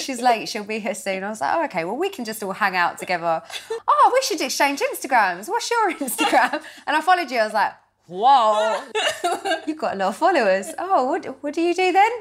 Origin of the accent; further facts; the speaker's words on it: Crawley, South East England, United Kingdom; I grew up in Crawley in West Sussex